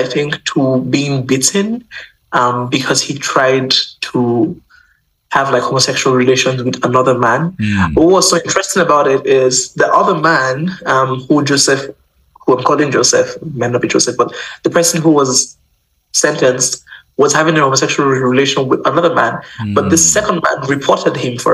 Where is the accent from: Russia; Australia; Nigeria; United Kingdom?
Nigeria; moved away; also born or lived in Uganda; I'm not Ugandan, you know, I'm Nigerian. I lived in Uganda, went to school there